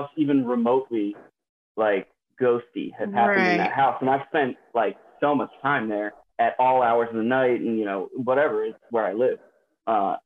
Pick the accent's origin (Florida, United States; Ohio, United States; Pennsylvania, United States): Pennsylvania, United States; Doylestown; I'm from Doylestown, Pennsylvania.